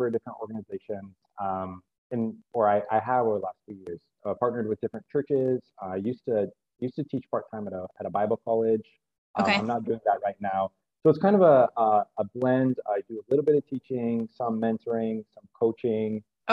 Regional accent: central Iowa, United States; moved away as an adult; also born or lived in South Korea / Michigan; now in Cambodia; in central Iowa, youngest of 6 kids.

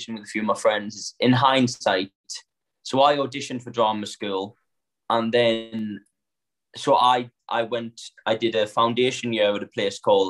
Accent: Sunderland, North East England, United Kingdom; accent: northern; now in London, United Kingdom; I'm from Sunderland in the northeast

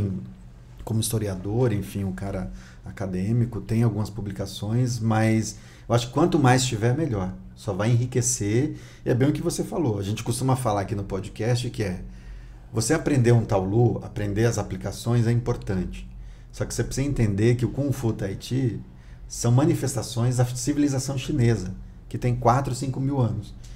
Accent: Northeast Brazil, Brazil; moved away; sou nordestino também

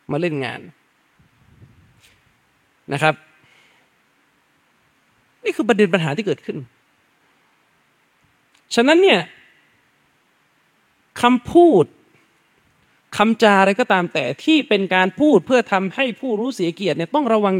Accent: Yala, Thailand; ผมเนี่ยพื้นเพเดิมเป็นคนสามจังหวัดทุกวันนี้ก็ทะเบียนบ้านก็ยังอยู่สามจังหวัดเลยอยู่ยะลา

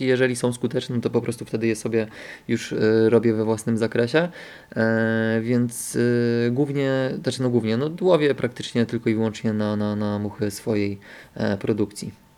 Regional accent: Bystrzyca Kłodzka, Lower Silesian Voivodeship, Poland; also born or lived in Wrocław; Bystrzycy, czyli, czyli tam mojego rodzinnego miasta

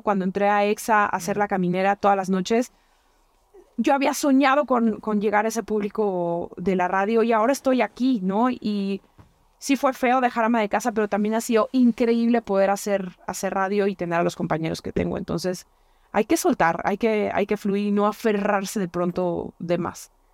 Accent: La Piedad, Michoacán, Mexico; moved away; mi tierra, a la piedad

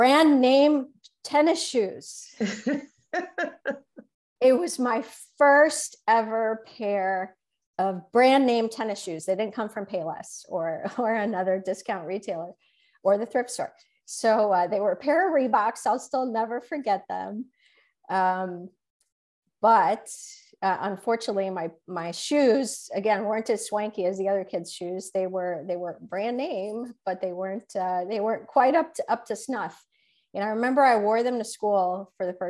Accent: Chicago, Illinois, United States; I did grow up in Chicago. I spent most of my life in Chicago

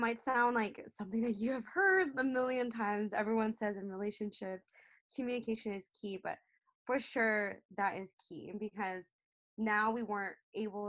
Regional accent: Seattle, Washington, United States; moved away as an adult; now in Vancouver, Canada; I'm actually from Seattle, Washington, and I spent most of my life there. So Seattle native

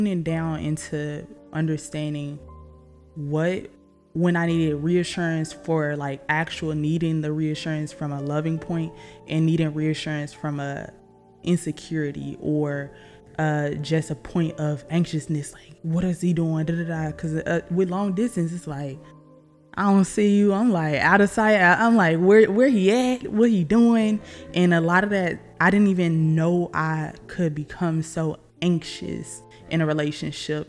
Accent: Arkansas, United States; I'm from Arkansas, if you can hear my accent.

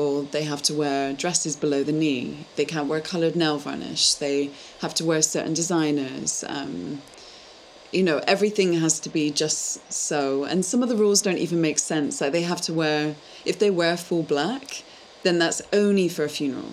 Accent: United Kingdom; now in Amsterdam, Netherlands; as British people

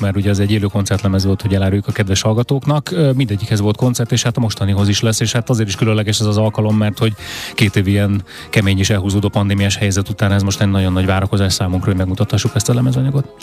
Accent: Budapest, Hungary; az én történetem is Budapesten kezdődik, hiszen itt születtem, itt nőttem föl, itt élek a, a mai napig

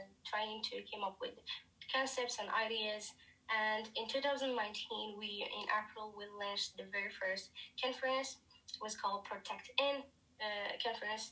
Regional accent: Morocco; I am from, I've been born and raised in Morocco, north of Africa.

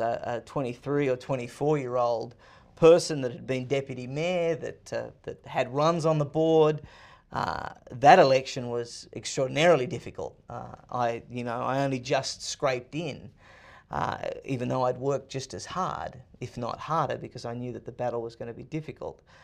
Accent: Sydney, New South Wales, Australia; moved away as an adult; now in United States; I was born and raised in Sydney, Australia

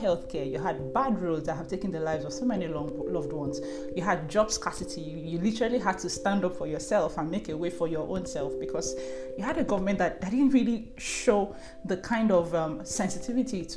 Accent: Nigeria; I'm first Nigerian

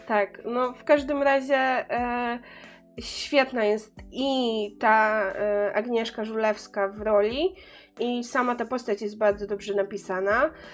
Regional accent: Pomeranian Voivodeship, Poland; pochodzę, pochodzę z Pomorza

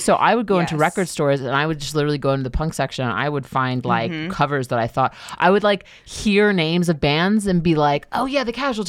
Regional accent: New York City, New York, United States; I'm from Queens, and I grew up going to Long Island

